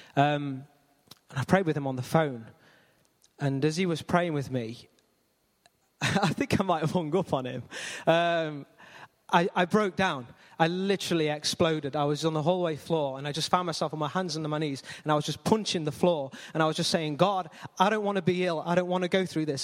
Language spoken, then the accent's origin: English; Ilkeston, East Midlands, United Kingdom; Born and raised in Ilkeston, always lived in Ilkeston.